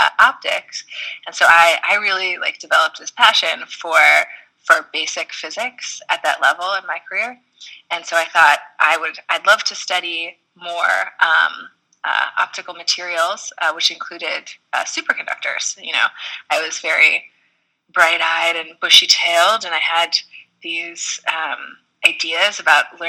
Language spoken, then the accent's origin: English; Tucson, Arizona, United States; moved away as an adult; also born or lived in Tokyo, Japan; I ended up going to school in my hometown